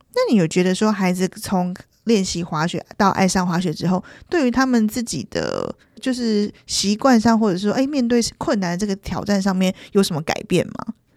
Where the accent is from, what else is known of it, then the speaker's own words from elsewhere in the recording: Taiwan; 我们台湾人好像很常就是讲他的中文名字叫星野